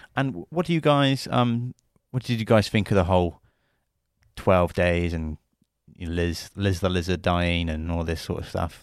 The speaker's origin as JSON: {"language": "English", "country": "United Kingdom", "said": "as British people"}